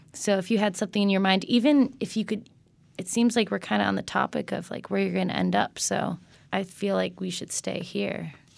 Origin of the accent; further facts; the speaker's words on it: Connecticut, United States; I'm from Connecticut